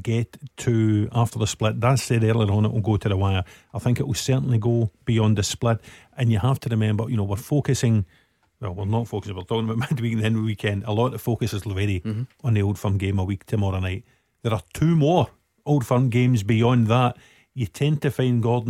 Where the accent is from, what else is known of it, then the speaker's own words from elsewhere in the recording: Girvan, Scotland, United Kingdom; I'm originally from Girvan